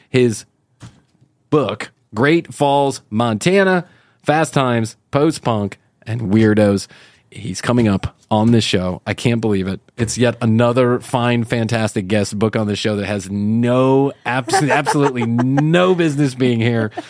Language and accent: English; Ireland; but I'm Irish and I don't have much to talk about, so there you go.